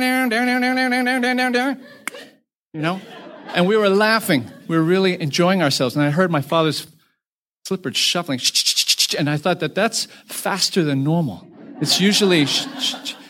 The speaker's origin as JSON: {"language": "English", "country": "United States", "said": "My parents were originally from China and moved to Taiwan and moved to the United States"}